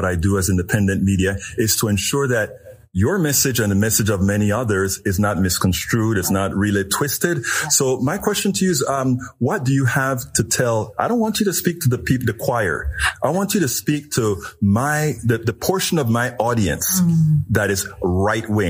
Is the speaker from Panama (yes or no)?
yes; Panama; now in United States; I am from Panama, Central America